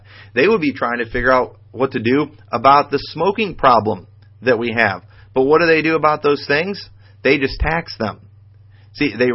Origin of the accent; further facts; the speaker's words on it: United States; as a Bible believer and as an American